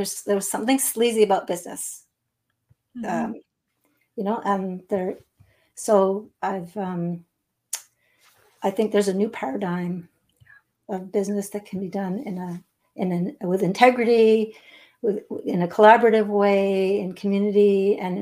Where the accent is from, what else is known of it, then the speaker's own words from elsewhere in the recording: Montreal, Quebec, Canada; now in Eastern Townships, Canada; So I'm not far from Montreal. That's my hometown.